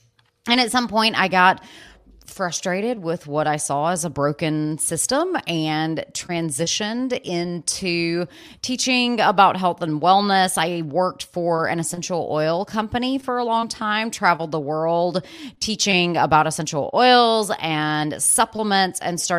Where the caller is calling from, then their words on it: Asheville, North Carolina, United States; I'm in Asheville, North Carolina.